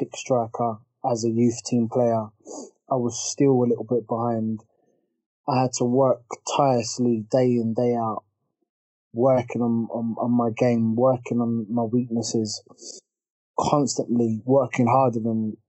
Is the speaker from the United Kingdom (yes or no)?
yes; Croydon, London, United Kingdom; I was born in Croydon, Mayday Hospital